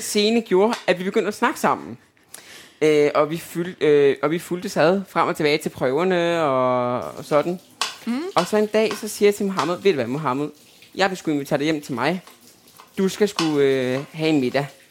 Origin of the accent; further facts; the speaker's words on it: Albertslund, Capital Region of Denmark, Denmark; moved away as an adult; also born or lived in Østerbro, Copenhagen; now in Copenhagen, Denmark; Oprindeligt er jeg fra Albertslund